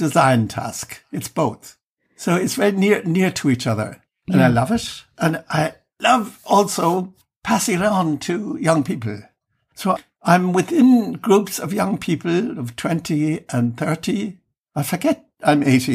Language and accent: English; Ireland; now in Germany; living outside Ireland for years and years. I've mostly lived my life in Germany and inclined to forget that I'm Irish